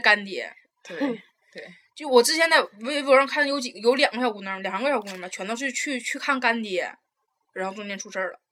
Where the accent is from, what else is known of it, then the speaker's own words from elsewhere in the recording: Taiwan; moved away; 我是从台湾过来的